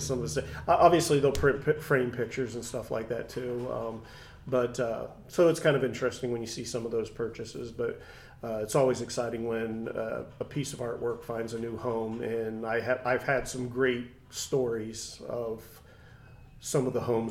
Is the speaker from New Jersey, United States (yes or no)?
no; Troy, Ohio, United States; moved away as an adult; being back in my hometown. And Troy is very, very art appreciative